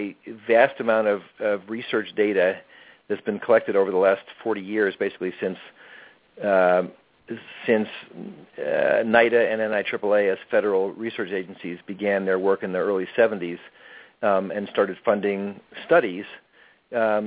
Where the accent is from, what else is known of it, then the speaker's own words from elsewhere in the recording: New York, United States; also born or lived in California / Oregon; now in New York City, United States; I grew up in New York State, not in New York City. But I lived in California and Oregon for a long time